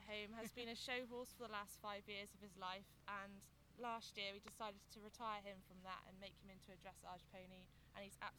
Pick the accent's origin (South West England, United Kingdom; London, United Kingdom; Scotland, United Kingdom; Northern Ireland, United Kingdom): South West England, United Kingdom; Plymouth; I'm from Plymouth.